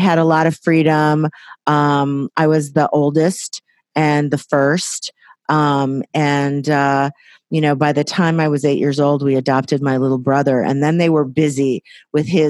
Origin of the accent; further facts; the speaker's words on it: Waukegan, Illinois, United States; also born or lived in Los Angeles, United States; now in Napa Valley, United States; grew up in Waukegan, Illinois, right in the heartland of America